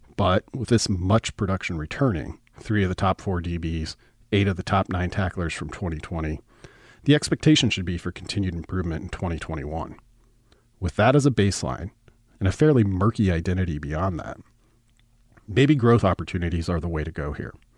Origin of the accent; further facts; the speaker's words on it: the Nebraska Panhandle, United States; I grew up in the Panhandle, and all of my references begin in the West.